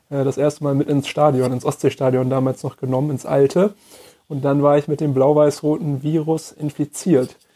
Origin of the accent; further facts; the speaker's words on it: Hamburg, Germany; ich bin zwar in Hamburg geboren, aber meine Mutter kommt aus Rostock und dementsprechend auch meine Großeltern und meine Urgroßeltern.